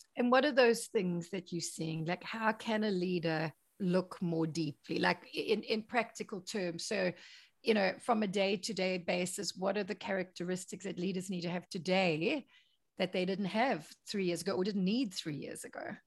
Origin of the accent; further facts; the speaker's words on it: South Africa; I'm South African